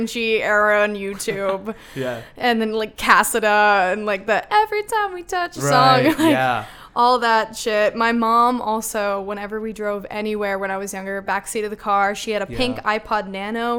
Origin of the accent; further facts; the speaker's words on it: Denver, Colorado, United States; moved away as an adult; now in Chicago, United States; I am from Denver, Colorado